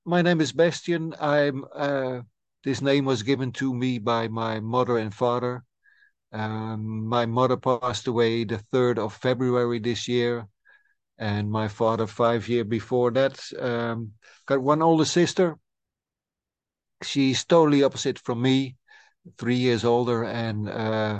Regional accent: Friesland, Netherlands; I'm a guy from the Frisian lands

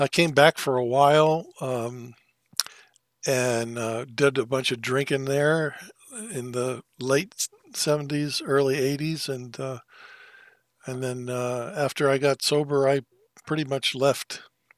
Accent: Thousand Oaks, California, United States; also born or lived in Missouri / Los Angeles; I was born in Missouri in the United States, but raised mostly in a little town. It used to be a little town called Thousand Oaks, California.

